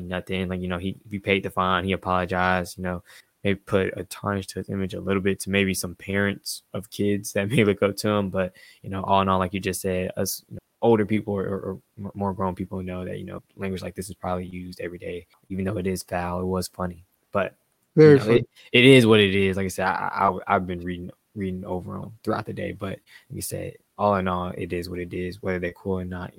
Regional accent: North Carolina, United States; Family's from North Carolina. I was born in North Carolina.

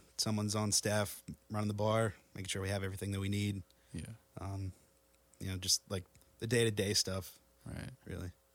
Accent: Denver, Pennsylvania, United States; also born or lived in Bethlehem, Pennsylvania; parents moved to Denver right after I was born, Denver, PA

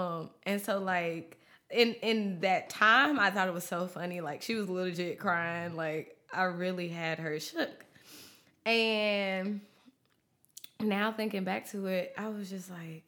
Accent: Mount Vernon, New York, United States; born there; Originally I was born in Mount Vernon, New York.

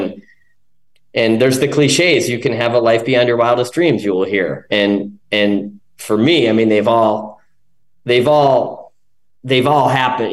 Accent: Chicago, Illinois, United States; moved away as an adult; now in Encinitas, United States; I'm from Chicago.

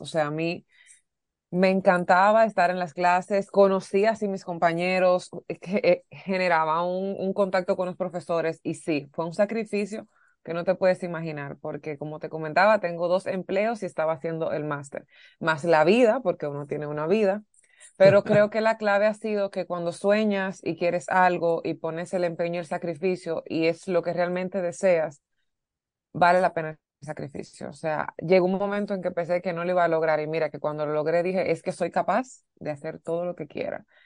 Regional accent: Dominican Republic; aquí en mi país

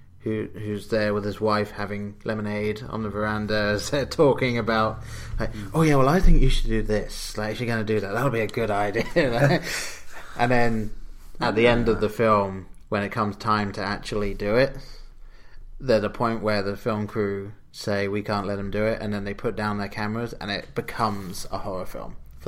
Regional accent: England, United Kingdom; moved away; growing up in England

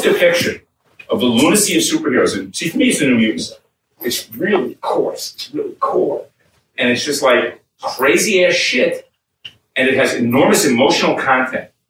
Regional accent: New York City, New York, United States; When I grew up, I grew up in New York City, I grew up in Brooklyn

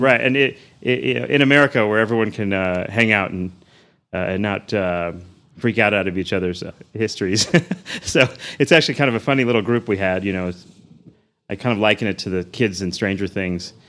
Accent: Houston, Texas, United States; moved away as an adult; also born or lived in New Orleans; now in Amarillo, United States; I grew up in Houston. I was there since probably the age of around two, and uh, Southwest Houston area.

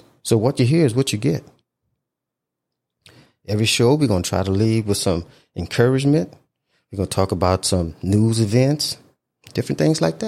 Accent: Houma, Louisiana, United States; moved away as an adult; my hometown

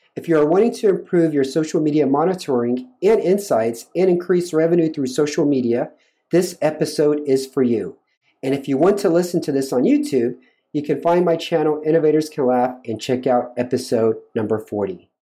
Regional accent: United States; moved away as an adult; now in Romania; I'm also an American expat living in Romania

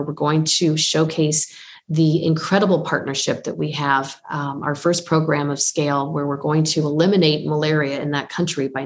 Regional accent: Windsor, Ontario, Canada; my hometown of Windsor, Ontario

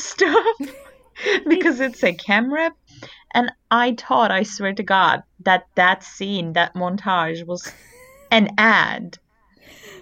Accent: Turkey; moved away as an adult; now in United States; I'm not American. I moved here a year ago and we do not have them in Turkey

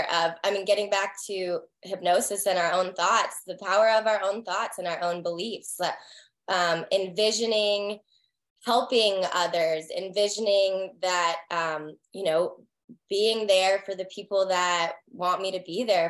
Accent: the Carolinas, United States; moved away as an adult; also born or lived in Texas; now in Raleigh, United States; I'm from the Carolinas.

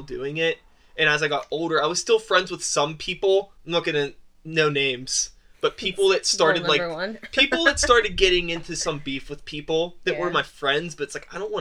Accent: Wilkinsburg, Pennsylvania, United States; I grew up in Wilkinsburg

